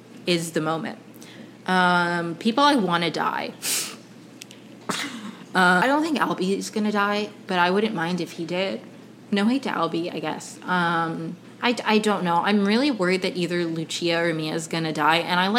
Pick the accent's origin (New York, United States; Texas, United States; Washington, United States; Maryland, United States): Maryland, United States; Potomac; moved away as an adult; also born or lived in Caracas, Venezuela / Ohio / Evanston, Illinois; now in Los Angeles, United States; I grew up in Potomac, Maryland.